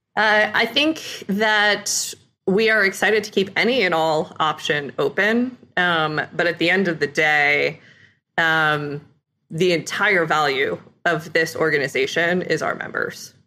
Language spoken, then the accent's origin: English; Ithaca, New York, United States; I, uh, grew up in Ithaca, New York area